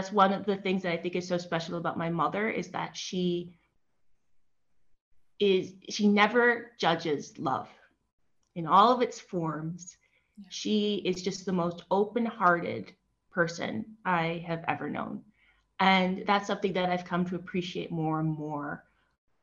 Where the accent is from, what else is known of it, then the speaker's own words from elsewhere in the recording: Detroit, Michigan, United States; moved away as an adult; also born or lived in New York City; now in Spain; I was born in Detroit.